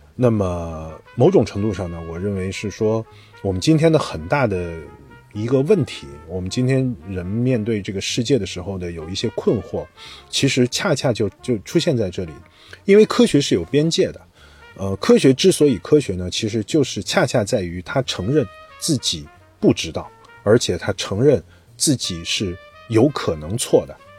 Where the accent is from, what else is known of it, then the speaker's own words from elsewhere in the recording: China; 我们中国人